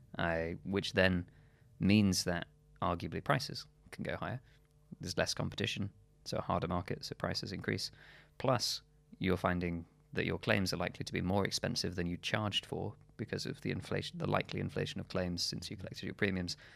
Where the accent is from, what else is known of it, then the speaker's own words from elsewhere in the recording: Shropshire, West Midlands, United Kingdom; moved away; also born or lived in London; my hometown, uh, in Shropshire